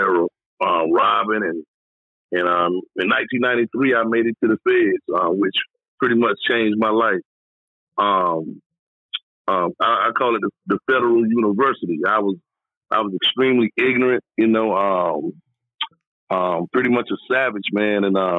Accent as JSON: {"language": "English", "town": "Raleigh", "region": "North Carolina", "country": "United States", "tie": "born or raised there", "moved": "as an adult", "lives_now": "California, United States", "said": "I grew up in Raleigh, Durham, North Carolina"}